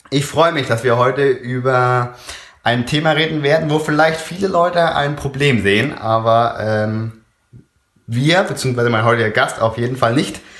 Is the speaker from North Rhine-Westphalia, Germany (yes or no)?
yes; Oer-Erkenschwick, North Rhine-Westphalia, Germany; Pumpe Ali ist äh, aus meiner Heimatstadt Euerkenschwick.